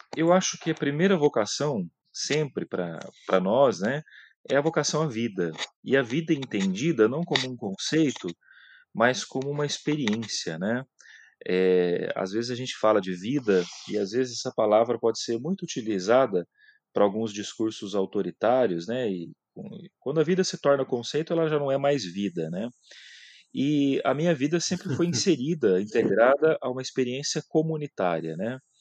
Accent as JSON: {"language": "Portuguese", "town": "Mirante do Paranapanema", "region": "São Paulo", "country": "Brazil", "said": "eu sou do interior de São Paulo, aqui de Presidente Prudente, né, da região de Presidente Prudente, de uma cidade chamada Mirante do Paranapanema"}